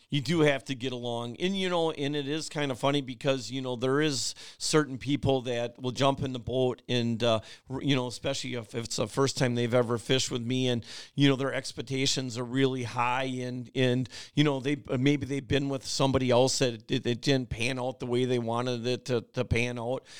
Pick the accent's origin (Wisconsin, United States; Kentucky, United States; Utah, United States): Wisconsin, United States; Oshkosh; also born or lived in Berlin, Wisconsin; I grew up in Oshkosh on Lake Winnebago